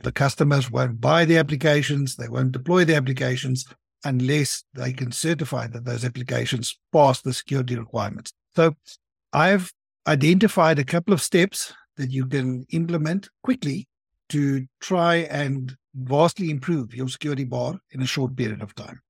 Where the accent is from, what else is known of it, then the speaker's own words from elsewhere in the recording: South Africa; I'm from South Africa. I live there. I have been there all of my life.